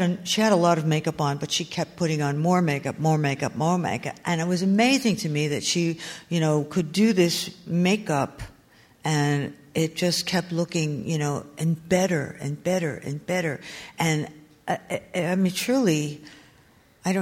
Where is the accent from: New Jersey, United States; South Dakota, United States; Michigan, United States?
New Jersey, United States; I grew up in New Jersey, mostly North Jersey